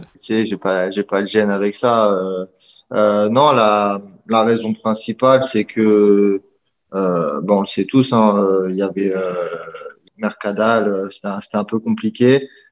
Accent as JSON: {"language": "French", "region": "Normandy", "country": "France", "moved": "as an adult", "said": "je viens de France, je dis euh, ouais, j'habite près de Paris."}